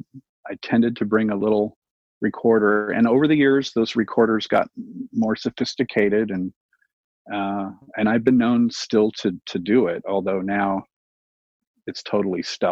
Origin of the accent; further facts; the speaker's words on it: Glendale, California, United States; born and raised in Glendale.